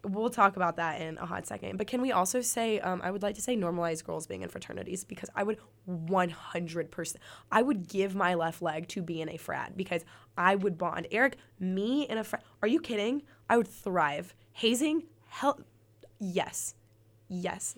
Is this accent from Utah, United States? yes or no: no; Birmingham, Alabama, United States; now in Auburn, United States; I'm from Birmingham